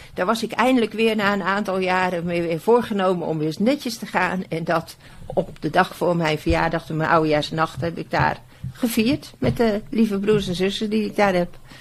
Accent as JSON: {"language": "Dutch", "town": "Bodegraven", "region": "South Holland", "country": "Netherlands", "tie": "born or raised there", "said": "Ik ben in Bodegraven geboren"}